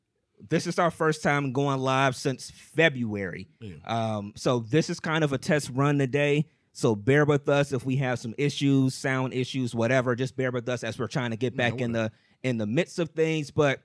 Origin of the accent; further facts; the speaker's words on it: Cleveland, Ohio, United States; We're from Cleveland.